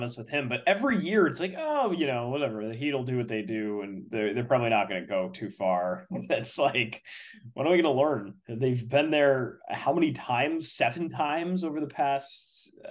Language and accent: English; Connecticut, United States; my home state Travelers Championship